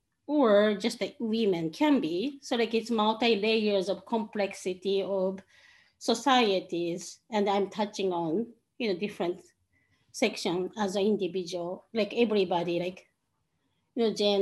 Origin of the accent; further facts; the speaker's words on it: Tokyo, Japan; moved away as an adult; also born or lived in Chicago; now in Portland, United States; I'm originally from Tokyo, Japan. I moved here 11 years ago